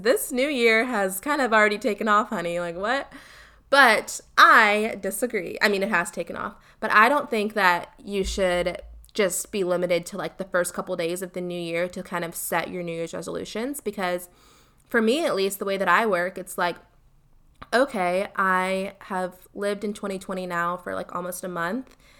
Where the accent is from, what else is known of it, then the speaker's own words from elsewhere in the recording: Columbia, South Carolina, United States; I am from Columbia, South Carolina, born and raised